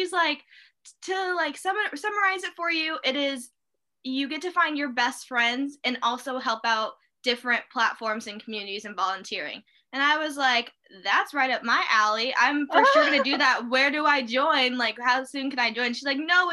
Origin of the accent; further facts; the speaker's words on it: Peoria, Illinois, United States; I grew up in Peoria, Illinois. I still live here.